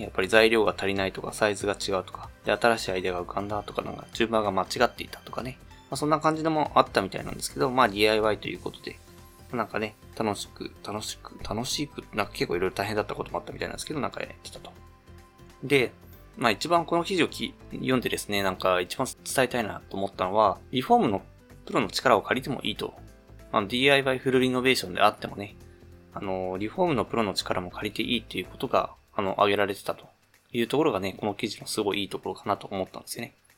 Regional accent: Ishikawa, Japan; now in Chiba, Japan; 石川出身だったりするので、まあ、結構今、千葉、千葉でもまあ結構落ち着いてはいるんですけど

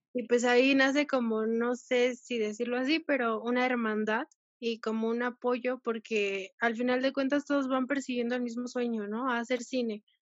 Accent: Toluca, State of Mexico, Mexico; moved away as an adult; nací en Toluca, pero toda mi familia es de Oaxaca, entonces siempre me he considerado como de las dos partes

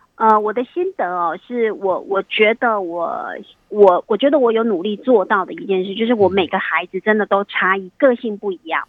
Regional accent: Taiwan; moved away; also born or lived in Taipei; 我自己是乡下孩子长大，就是从偏乡长大的孩子

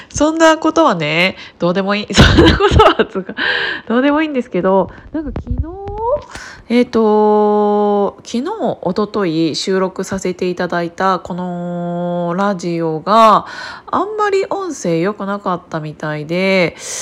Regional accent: Kiryu, Gunma, Japan; moved away; 私群馬県桐生市出身なんですけどで両親はそこにまだ住んでいて

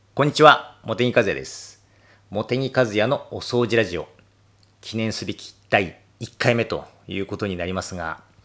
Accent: Akita, Japan; 私は、えー、秋田生まれ、秋田育ち、今もこの配信を秋田からお届けしておりますが

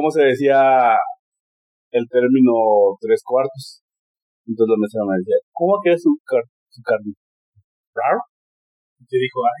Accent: Mexico; Soy mexicano, este, ya no piden pasaporte en este país.

